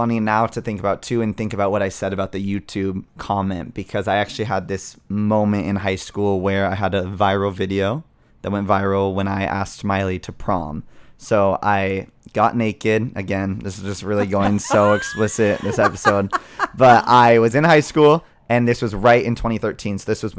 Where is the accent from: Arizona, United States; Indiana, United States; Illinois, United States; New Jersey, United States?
Arizona, United States; Scottsdale; So I'm from Scottsdale originally.